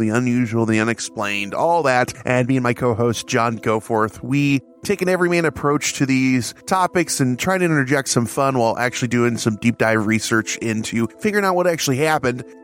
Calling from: Chicago, Illinois, United States; I am coming from Chicagoland in my quarantine bunker, also known as my house.

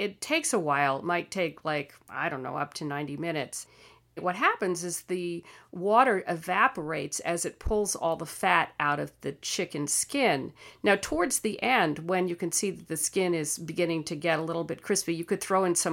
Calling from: Gainesville, Florida, United States; I'm calling from Gainesville, Florida.

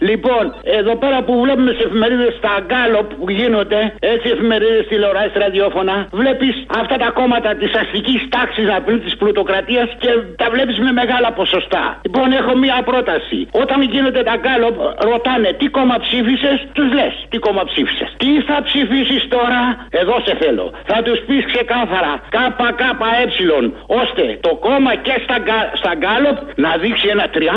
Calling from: Egaleo, Attica, Greece; από το Εγάλεο.

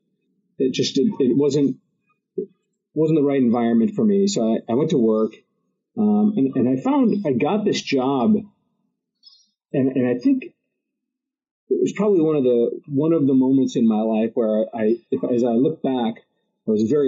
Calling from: New Haven, Connecticut, United States; I'm in New Haven, Connecticut.

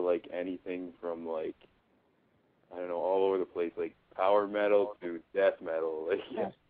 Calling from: Canada; I'm calling from Canada.

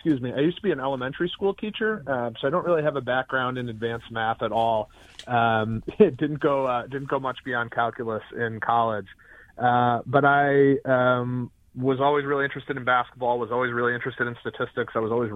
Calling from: Vermont, United States; Snowy Vermont.

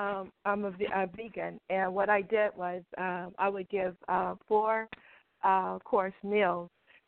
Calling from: Los Angeles, California, United States; Thank you for taking my call. Los Angeles.

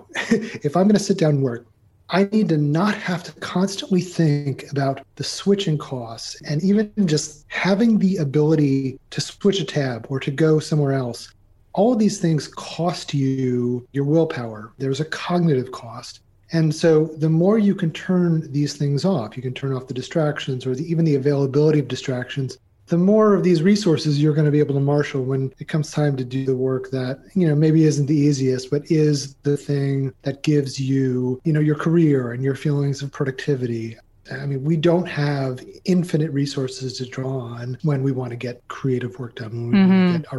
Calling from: Carrboro, North Carolina, United States; Actually, I'm in Carrboro, North Carolina, which is right next to Chapel Hill, but we're in what is known as the Research Triangle Park of North Carolina in the U.S.

